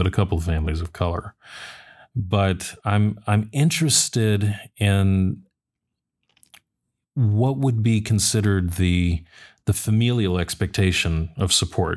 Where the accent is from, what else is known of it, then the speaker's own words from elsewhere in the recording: Western Massachusetts, United States; our community when I was growing up in Western Massachusetts, so still New England, but definitely not inner city